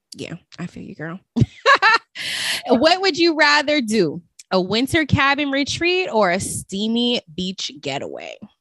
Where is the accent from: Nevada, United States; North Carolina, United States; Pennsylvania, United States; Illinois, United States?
Nevada, United States; Las Vegas; moved away; I'm from Las Vegas originally